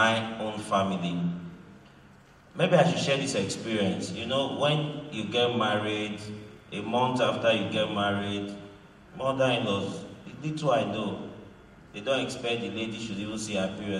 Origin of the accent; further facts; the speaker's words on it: Delta, Nigeria; English is a second language; also born or lived in Edo State; I grew up in Delta State